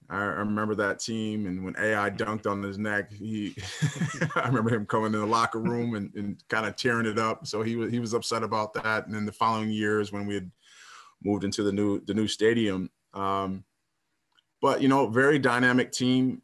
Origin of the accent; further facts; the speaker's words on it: Minnesota, United States; playing in my hometown team with Minnesota Timberwolves